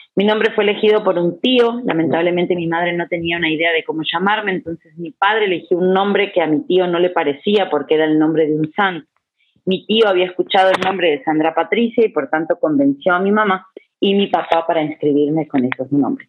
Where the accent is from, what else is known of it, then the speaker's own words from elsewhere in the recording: Uruguay; now in Guatemala; Yo vivo hace 20 años aquí, debo aclararlo, pero nací en Uruguay